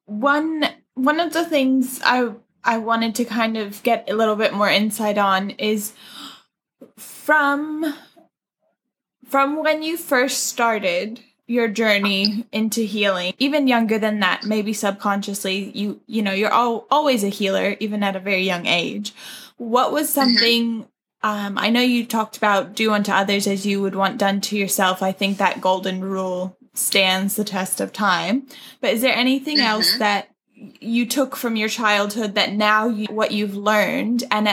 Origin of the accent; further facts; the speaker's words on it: New York, United States; also born or lived in New Zealand; now in Brisbane, Australia; I'm obviously originally from New York, the States, and my mom is Kiwi, British Kiwi.